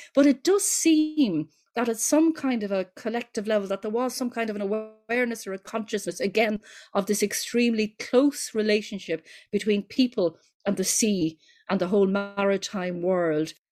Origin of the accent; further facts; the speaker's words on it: Dublin, Leinster, Ireland; growing up in Ireland, we'd say in the nineteen sixties, and at that point, your bedroom in the ordinary house that we lived in in North Dublin